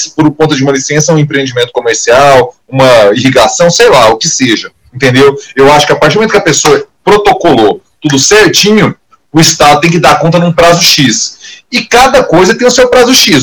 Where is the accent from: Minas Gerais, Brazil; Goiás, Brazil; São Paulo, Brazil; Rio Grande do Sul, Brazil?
Goiás, Brazil; Goiânia; aquela região ali do, do Baixo Troporto, que é de onde eu venho, né? É onde eu passei a minha infância e minha adolescência, até início da idade adulta